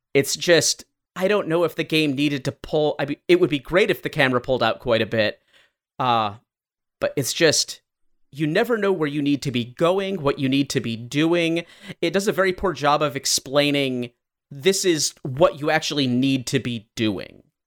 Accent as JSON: {"language": "English", "region": "Michigan", "country": "United States", "said": "we are from Michigan"}